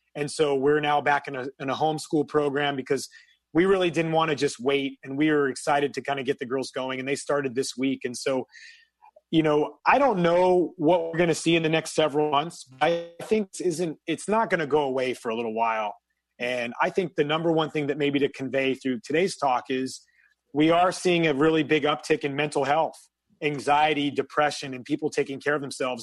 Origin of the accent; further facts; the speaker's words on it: a small town in Northern California, United States; moved away as an adult; I'm from a small town in Northern California, 5,000 people. And so everybody knows your business.